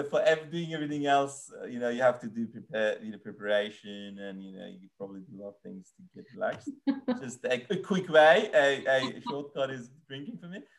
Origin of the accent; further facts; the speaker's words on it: Iran; The, the, the, most unusual thing, I'm coming from Iran, like I've seen a lot of unusual things yeah. in Iran, like, you know, historical places, things like that.